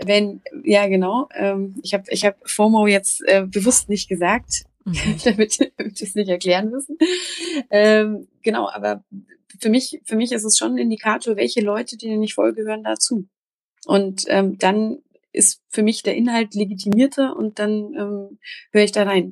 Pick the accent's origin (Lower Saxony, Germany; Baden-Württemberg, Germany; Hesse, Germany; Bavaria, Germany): Bavaria, Germany; Upper Franconia; seit meinem zehnten Lebensjahr Vegetarierin was ähm, im Oberfränkischen äh, durchaus auf Verwunderung stieß, sowohl äh, innerhalb der Familie